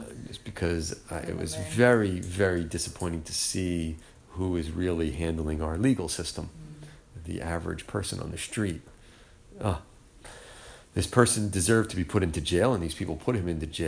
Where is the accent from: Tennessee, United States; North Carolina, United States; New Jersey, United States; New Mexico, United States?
New Jersey, United States; moved away; I'm from New Jersey